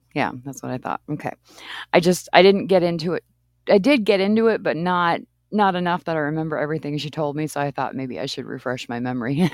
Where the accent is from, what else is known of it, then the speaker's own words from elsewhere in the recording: East Coast, Maine, United States; moved away; I grew up on the East Coast, and I lived in Maine